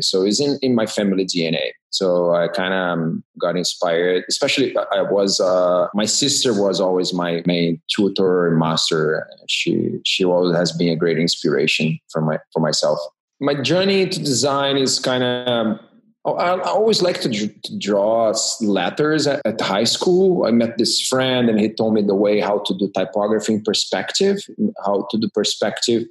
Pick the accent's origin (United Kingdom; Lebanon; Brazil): Brazil; Rio de Janeiro; moved away as an adult; also born or lived in Rotterdam, Netherlands / New York City, United States; now in California, United States; I'm originally from Brazil. I grew up in Rio de Janeiro.